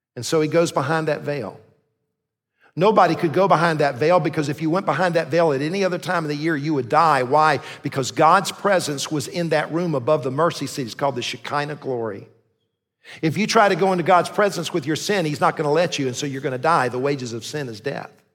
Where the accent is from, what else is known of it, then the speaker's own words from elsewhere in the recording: Columbia, South Carolina, United States; I grew up in Columbia, went to the Citadel